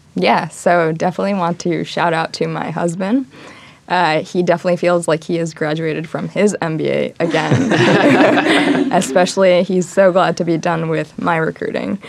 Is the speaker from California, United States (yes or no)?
no; Long Island, New York, United States; I'm originally from Long Island, grew up in New York